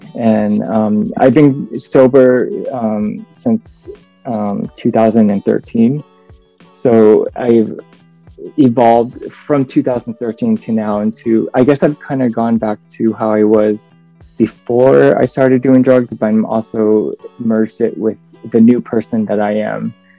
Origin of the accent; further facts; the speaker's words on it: United States; I was born in the States. My dad is from uh, South Korea.